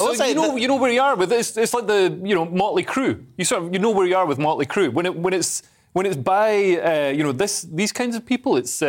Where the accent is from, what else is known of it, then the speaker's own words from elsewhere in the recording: Scotland, United Kingdom; moved away; Scots who lived outside Scotland, but in the UK, like me